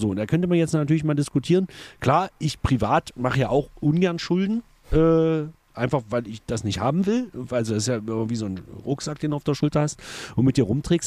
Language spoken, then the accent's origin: German; Egeln, Saxony-Anhalt, Germany; bei uns in Egeln auf der Realschule